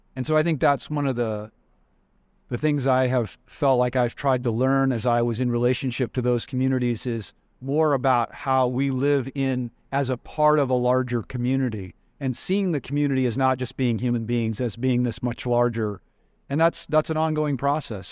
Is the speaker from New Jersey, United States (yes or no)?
no; Wyoming, United States; I grew up in Wyoming.